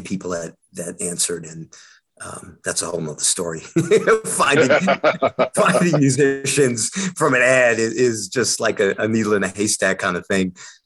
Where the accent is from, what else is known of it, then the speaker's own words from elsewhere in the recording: Long Island, New York, United States; I'm from Long Island, New York